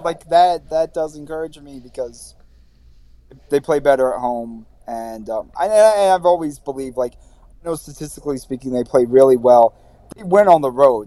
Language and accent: English; Baltimore, Maryland, United States; moved away as an adult; now in New York, United States; I'm from Baltimore